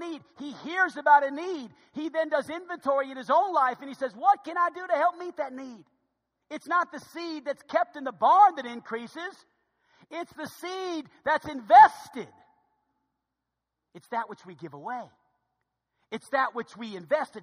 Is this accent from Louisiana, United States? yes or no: yes; New Orleans, Louisiana, United States; moved away; I grew up in New Orleans, Louisiana